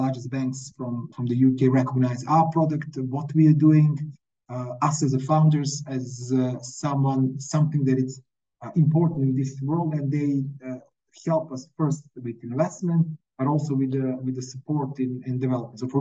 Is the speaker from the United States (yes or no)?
no; Montenegro; first language Montenegrin; English is a second language; I'm from Montenegro, we have these strange letters as some of the Slavic languages